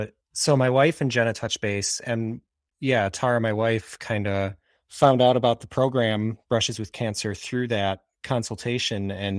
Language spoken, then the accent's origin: English; Wisconsin, United States; from Wisconsin, and I primarily paint, mostly in oil paint, some drawing medium mixed in as well.